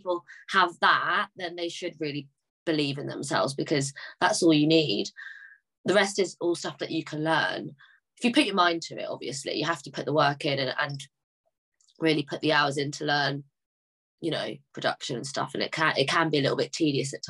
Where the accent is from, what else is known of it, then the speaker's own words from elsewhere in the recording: London, United Kingdom; I'm from London